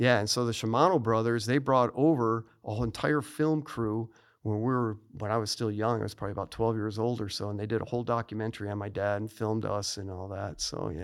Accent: Niles, Illinois, United States; moved away as an adult; I was born in Niles, Illinois, which is a suburb of Chicago

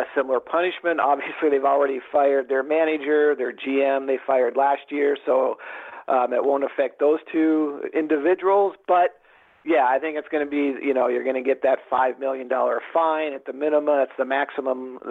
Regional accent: Seattle, Washington, United States; I'm from Seattle

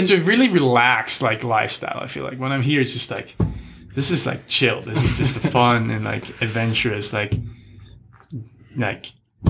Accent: Germany; I mean, the way I grew up, like I grew up just around sports, like doing sports my whole life pretty much.

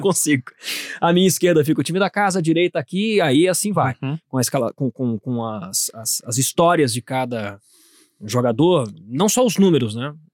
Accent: Minas Gerais, Brazil; pode ser de Minas Gerais também, minha terra natal

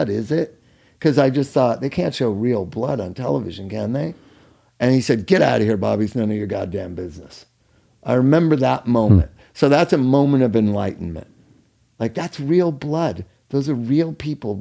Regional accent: Culver City, California, United States; the sanitarium I grew up in Culver City, my family's sanitarium, when I'd go there after school.

